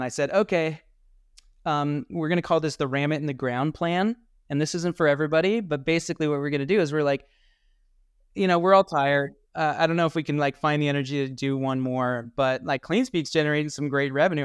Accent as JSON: {"language": "English", "region": "Colorado", "country": "United States", "said": "I'm from Colorado"}